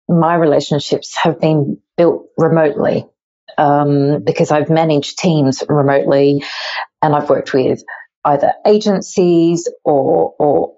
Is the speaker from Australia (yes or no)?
yes; rural Victoria, Australia; also born or lived in Melbourne; I'm Australian. I grew up in rural countryside of Victoria.